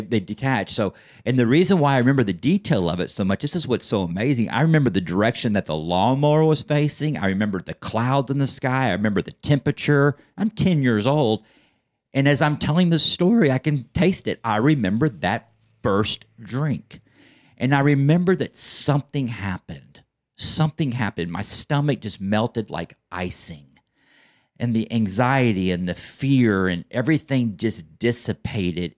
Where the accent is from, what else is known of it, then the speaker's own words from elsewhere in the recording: Plano, Texas, United States; I grew up in Plano my entire life